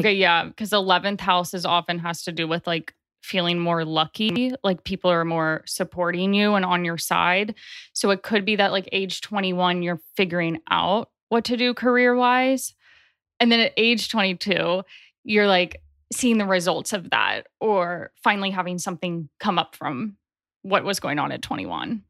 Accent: Nashville, Tennessee, United States; also born or lived in Chicago, Illinois; I grew up in Nashville, Tennessee. I was born in Chicago

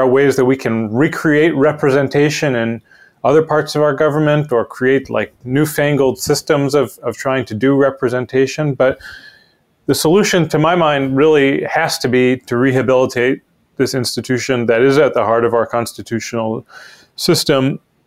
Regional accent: Shaker Heights, Ohio, United States; moved away as an adult; also born or lived in Middletown, Connecticut; I'm from Shaker Heights, Ohio, a suburb on the east side of Cleveland. I went to public schools there

